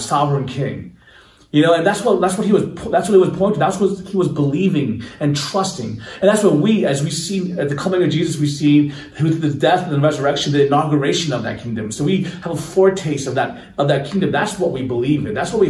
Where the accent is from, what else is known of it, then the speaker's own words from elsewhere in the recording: United States; as American Christians